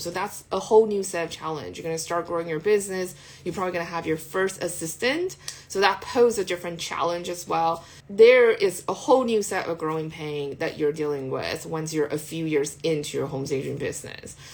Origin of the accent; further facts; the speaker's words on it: California, United States; I'm Californian